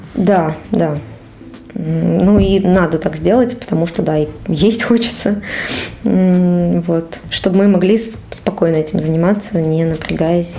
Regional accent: Cheboksary, Chuvashia, Russia; moved away as an adult; also born or lived in Saint Petersburg; now in Moscow, Russia; Я уехала из своего родного города Чебоксаров в Петербург.

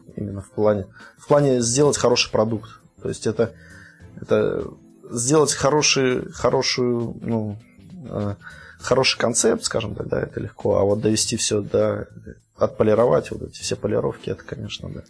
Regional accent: Vladimir Oblast, Russia; moved away as an adult; now in Kaliningrad, Russia; я из Подмосковья, из Владимирской области, но с две тысячи четвёртого года я уже живу в Калининграде

